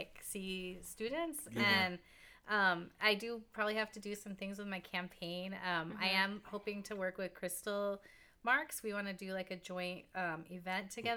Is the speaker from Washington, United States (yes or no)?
yes; Burien, Washington, United States; I grew up in Berrien, and I spent a lot of time in White Center